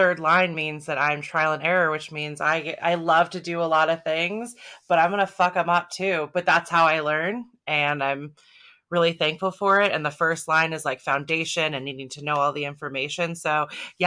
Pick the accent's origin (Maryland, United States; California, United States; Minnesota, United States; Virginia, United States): California, United States; Northern; I'm from Northern California, born and raised, still here